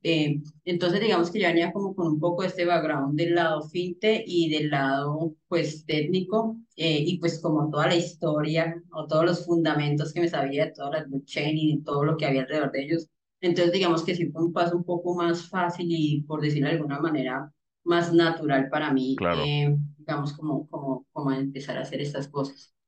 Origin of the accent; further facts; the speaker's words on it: Cali, Valle del Cauca, Colombia; yo soy de Cali.